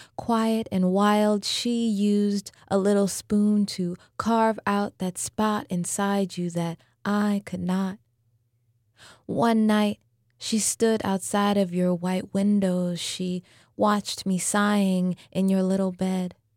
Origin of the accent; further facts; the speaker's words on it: New Orleans, Louisiana, United States; I was born and raised here in New Orleans.